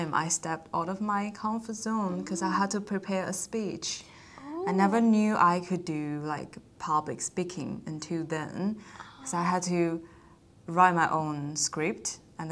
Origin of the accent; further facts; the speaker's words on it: China; now in Australia; I am from China